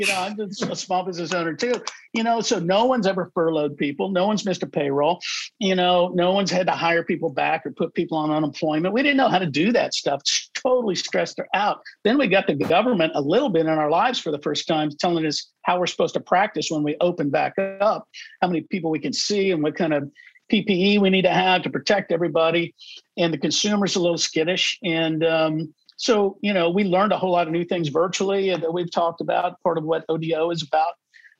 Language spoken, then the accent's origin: English; Overland Park, Kansas, United States; because I want to live in Overland Park, Kansas, my hometown.